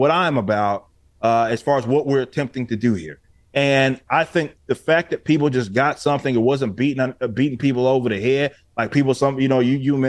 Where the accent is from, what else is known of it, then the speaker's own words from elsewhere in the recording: Texas, United States; I'm from Texas. So I was like, I know Texas. I've lived North Texas, South Texas